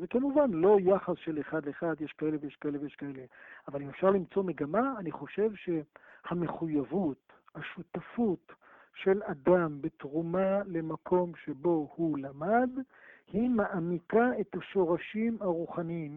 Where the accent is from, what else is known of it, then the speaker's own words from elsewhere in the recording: Ashdod, Southern District, Israel; גדלתי באשדוד